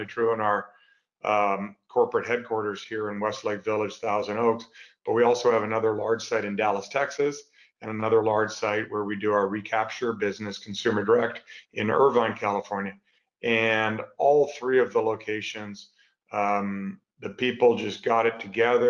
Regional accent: Canada; moved away as an adult; now in United States; I'm originally a Canadian, grew up there, went to school there

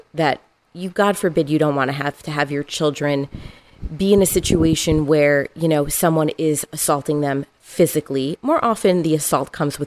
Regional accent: Miami, Florida, United States; moved away as an adult; now in Atlanta, United States; I'm originally from Miami

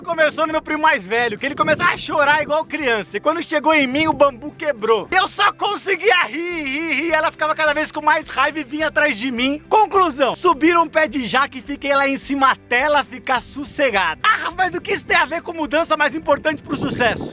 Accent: São Paulo, Brazil; also born or lived in Dourados, Mato Grosso do Sul; eu nasci no Mato Grosso do Sul, na cidade de Dourado. E com 6 para 7 anos, minha mãe foi para São Paulo tentar uma nova vida como cabeleireira. Ficamos um ano com a minha avó Tereza, até minha mãe conseguiu juntar dinheiro para levar a gente para São Paulo

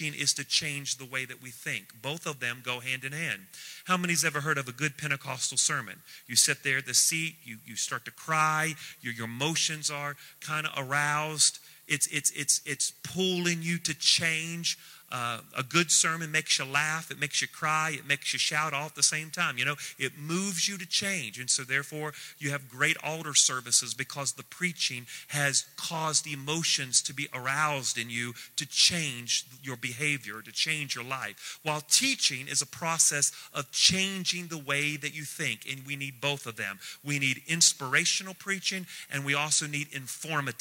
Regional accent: United States; We are very Christianized. We're very American

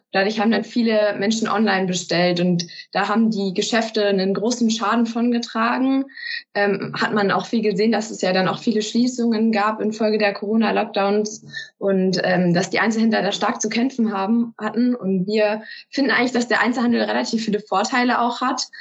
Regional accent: Peine, Lower Saxony, Germany; Ich komme aus Peine, das ist in Niedersachsen

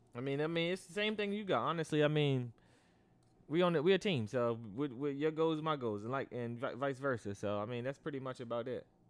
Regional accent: United States; I'm American

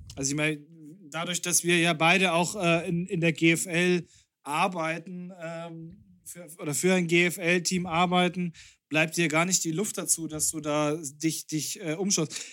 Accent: Bavaria, Germany; wir sind aus Bayern

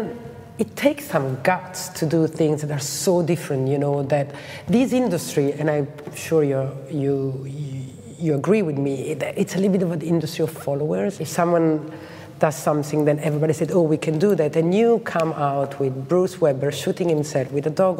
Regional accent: Lugano, Ticino, Switzerland; my hometown in Lugano

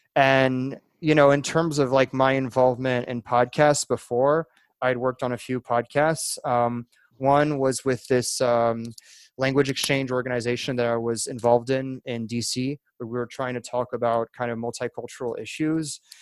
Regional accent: France; moved away as an adult; also born or lived in Virginia / Alabama; now in United States; I was born in France. My dad's French, but my mom is from Alabama. So I was in there in France most of my life, and I moved to the US back in 2012 when I was 18 years old

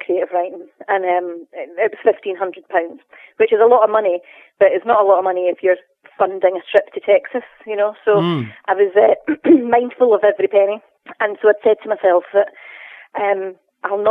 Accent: Scotland, United Kingdom; growing up in Scotland

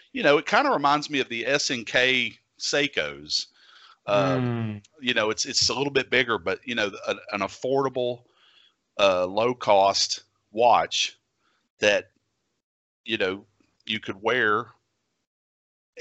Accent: Virginia, United States; I was a weird kid in my little tiny town where I grew up in Virginia

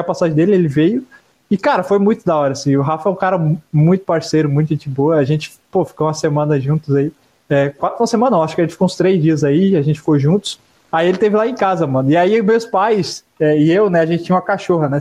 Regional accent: Santa Catarina, Brazil; a gente é de Santa Catarina.

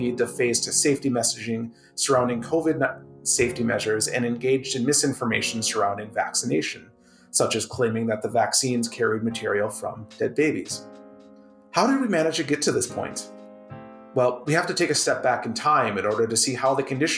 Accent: Minnesota, United States; now in Canada; My home state of Minnesota

